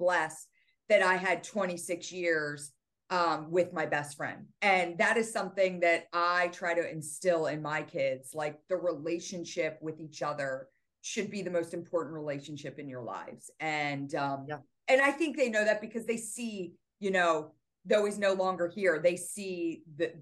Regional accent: Doylestown, Pennsylvania, United States; moved away as an adult; also born or lived in New Jersey; my hometown where I'd gone to high school

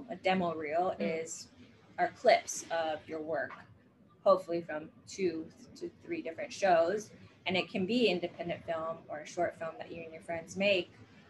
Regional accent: Hawaii, United States; I grew up in Hawaii, so I started auditioning for things in Hawaii with no acting training under my belt.

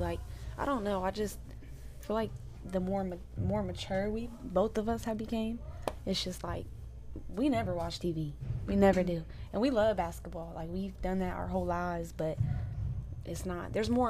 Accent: Indiana, United States; I'm from Indiana.

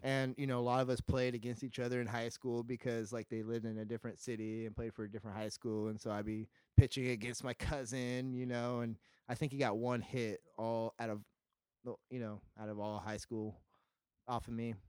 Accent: Visalia, California, United States; I'm from California, Central California, Visalia is near Fresno

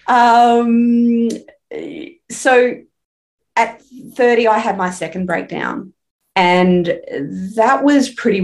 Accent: Brisbane, Queensland, Australia; I grew up here in Brisbane. I still live in Brisbane, only about 20 minutes from the house I grew up

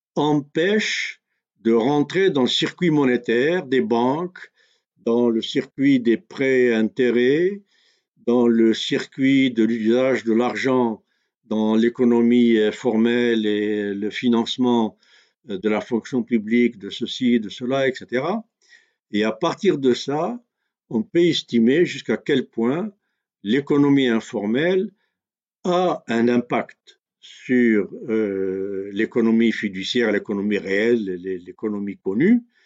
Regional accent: Algeria; chez nous en Algérie

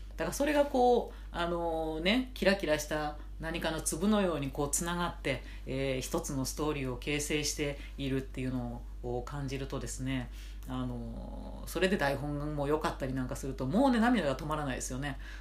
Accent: Nara, Japan; moved away as an adult; now in Tokyo, Japan; 義務教育ってものをね、奈良で、えー、卒業したらですね、えっと、上京したかったんですね

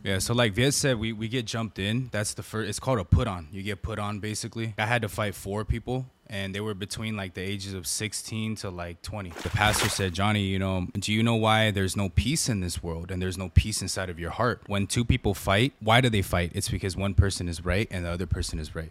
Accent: San Gabriel Valley, California, United States; I grew up in the San Gabriel Valley

